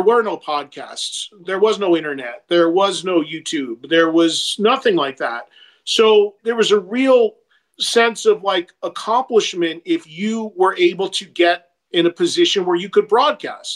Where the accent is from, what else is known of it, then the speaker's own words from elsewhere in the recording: New Jersey, United States; my hometown in New Jersey has three colleges in it